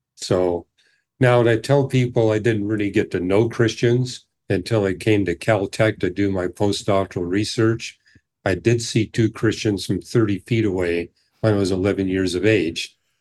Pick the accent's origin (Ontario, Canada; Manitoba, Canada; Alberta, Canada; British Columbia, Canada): British Columbia, Canada; I grew up in British Columbia